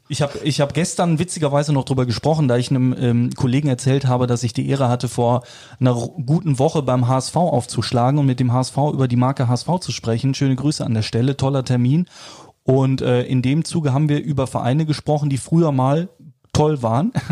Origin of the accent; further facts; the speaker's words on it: Cologne, North Rhine-Westphalia, Germany; als gebürtiger Kölner